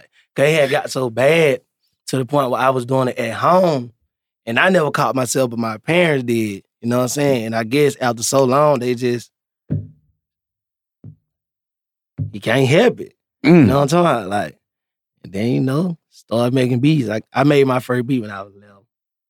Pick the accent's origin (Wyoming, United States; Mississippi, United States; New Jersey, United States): Mississippi, United States; Meridian; Yeah, I'm from Meridian, Mississippi. Mm. Yeah, out there in the country, man.